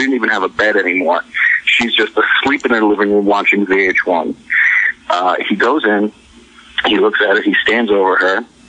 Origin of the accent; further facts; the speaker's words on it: Rhode Island, United States; I'm from Rhode Island